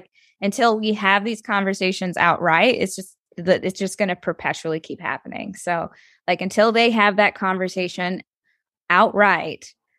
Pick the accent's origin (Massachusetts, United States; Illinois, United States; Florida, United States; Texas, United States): Illinois, United States; Chicago; moved away as an adult; now in Los Angeles, United States; I'm originally from Chicago.